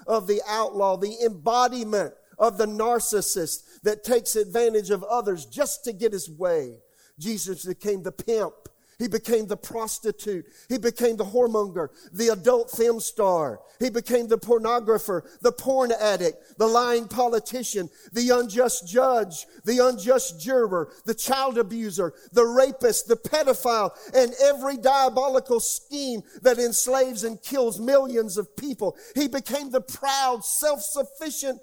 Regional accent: United States

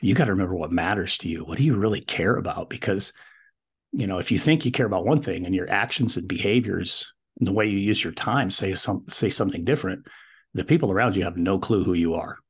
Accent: Wyoming, United States; also born or lived in Colorado; decided to head back to my home state, which is Wyoming.

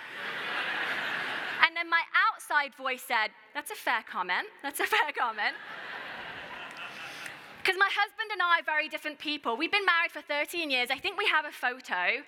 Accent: United Kingdom; I'm also British

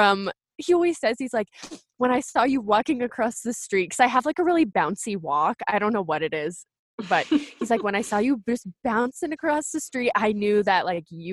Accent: Colorado, United States; I'm back in Colorado, which is where I've lived almost my whole life

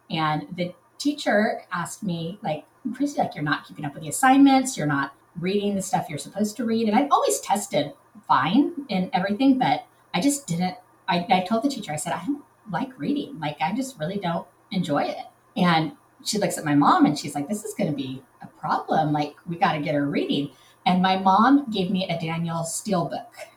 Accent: Southern California, United States; I'm from Southern California

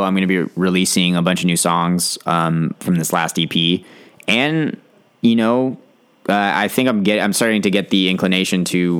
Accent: California, United States; It was awesome.

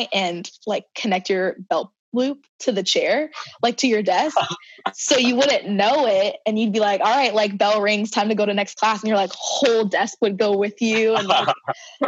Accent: South Carolina, United States; moved away; also born or lived in Cincinnati, Ohio / Switzerland; my experience in South Carolina

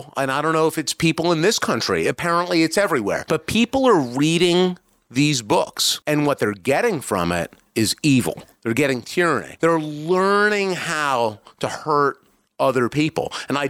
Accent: Iowa, United States; No. Okay. I'm not. I'm from Iowa.

